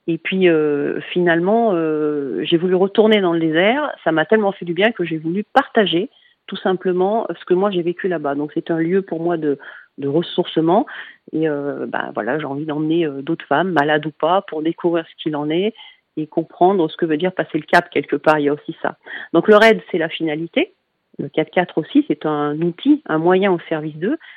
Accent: Lyon, Auvergne-Rhône-Alpes, France; donc parce que je suis de Lyon et que l'association est lyonnaise

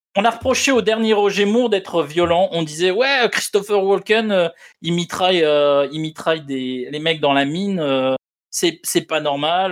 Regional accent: France; on est en France et qu'on est français

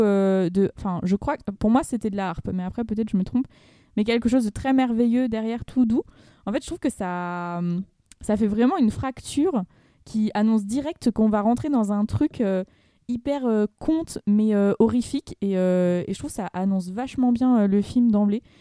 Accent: Aubervilliers, Île-de-France, France; j'ai grandi à Aubervilliers au milieu des tours

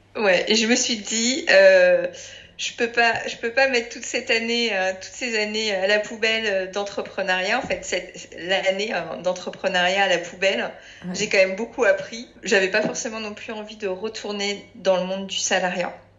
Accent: Paris, Île-de-France, France; je suis parisienne

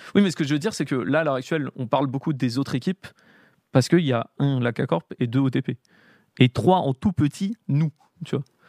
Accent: Paris, Île-de-France, France; j'ai grandi à Paris

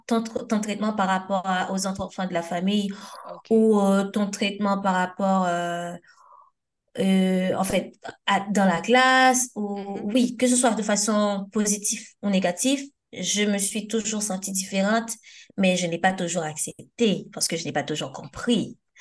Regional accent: Port-au-Prince, Ouest, Haiti; now in France; j'ai grandi et, euh, à Turgeot à Oturjo, euh, dans, une, dans un quartier qu'on appelle la Grotte, Cité Gabriel.

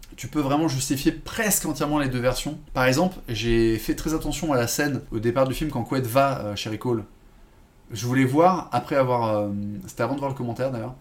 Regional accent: France; en tant que français

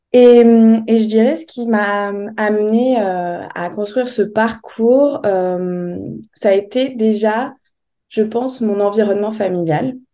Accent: Bordeaux, Nouvelle-Aquitaine, France; moved away as an adult; also born or lived in Paris; je suis de Bordeaux

